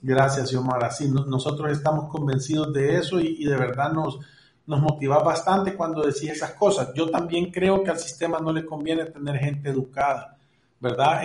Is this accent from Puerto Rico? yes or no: no; El Salvador